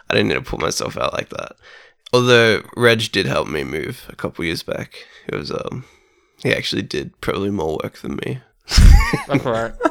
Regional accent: Melbourne, Victoria, Australia; we all grew up in uh, Melbourne.

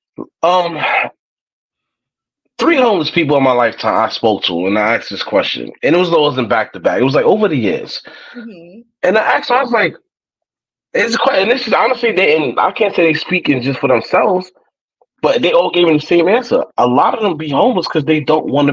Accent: New York City, New York, United States; I'm a New Yorker

